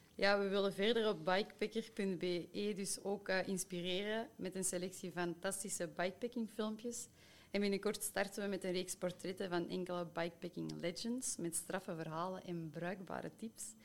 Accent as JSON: {"language": "Dutch", "area": "Schoten, Soersel", "region": "Flanders", "country": "Belgium", "tie": "born or raised there", "said": "in mijn geboortedorp Soersel Café Fringale."}